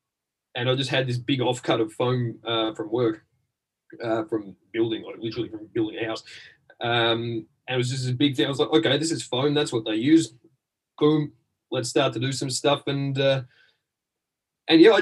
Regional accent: Australia; moved away as an adult; now in London, United Kingdom; I'm from Australia, but I live in the United Kingdom.

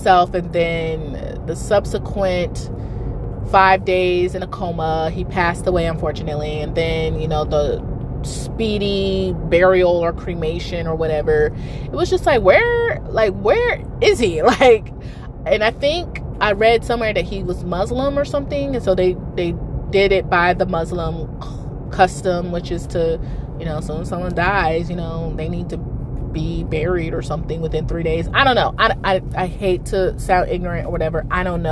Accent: New York, United States; moved away; I grew up in New York half my life

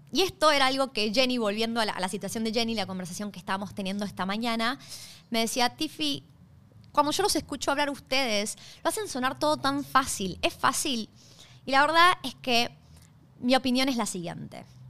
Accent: Argentina; moved away as an adult; now in Australia; yo soy originalmente de Argentina. Hace seis años, hoy se cumplen seis años desde que llegué a Australia

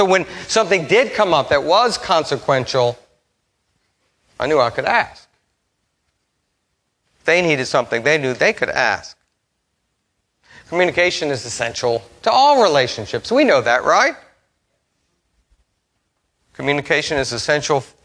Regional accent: Metairie, Louisiana, United States; also born or lived in Memphis; I grew up here in Metairie

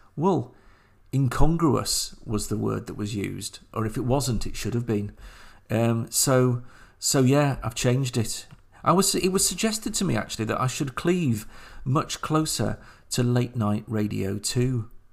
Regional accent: Sheffield, Yorkshire and the Humber, United Kingdom; the game shop on the moor in Sheffield, my hometown

